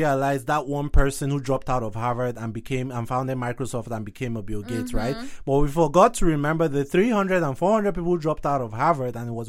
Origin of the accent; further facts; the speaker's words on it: Nigeria; Now, I knew nothing about Ukraine, being a Nigerian.